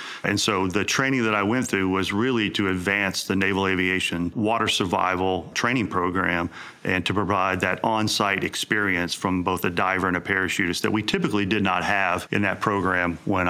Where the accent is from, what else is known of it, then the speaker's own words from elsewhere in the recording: Mississippi, United States; moved away; where I grew up in Mississippi